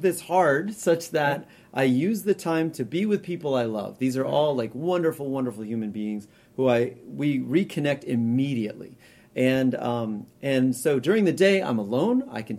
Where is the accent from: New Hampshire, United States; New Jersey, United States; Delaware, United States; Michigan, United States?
New Hampshire, United States; I grew up camping. Like I said, I grew up in New Hampshire.